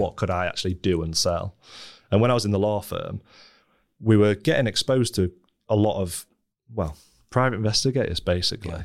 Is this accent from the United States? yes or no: no; Scunthorpe, Yorkshire and the Humber, United Kingdom; moved away as an adult; also born or lived in Leeds; I grew up in Scunthorpe, a sort of very stereotypical northern steelworking town